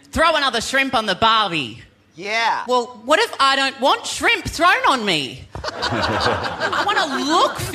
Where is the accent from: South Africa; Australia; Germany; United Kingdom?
Australia; moved away as an adult; now in West Hollywood, United States; I'm from Australia. Land of kangaroos, land